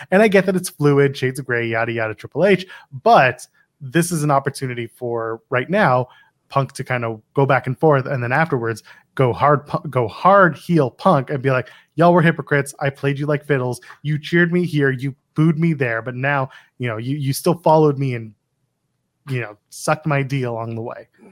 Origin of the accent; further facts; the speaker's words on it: Canada; I'm Canadian. I'm Canadian.